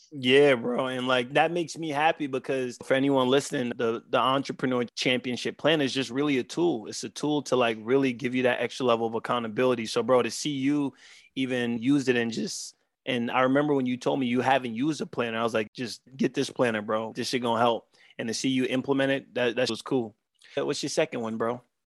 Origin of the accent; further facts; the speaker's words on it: New York City, New York, United States; we are two kids from Southside Jamaica, Queens, that grew up not knowing more than what we've seen around t-, a ten block radius